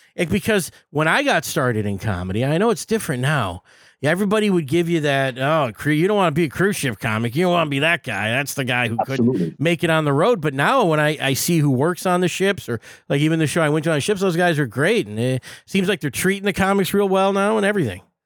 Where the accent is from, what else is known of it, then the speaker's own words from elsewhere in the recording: Detroit, Michigan, United States; I'm from Detroit